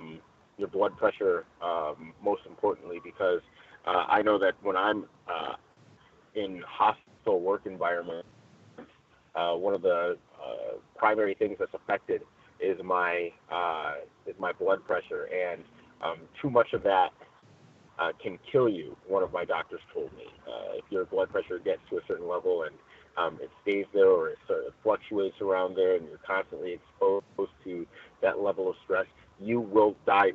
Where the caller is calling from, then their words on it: Chino, California, United States; I am reporting from Chino, California.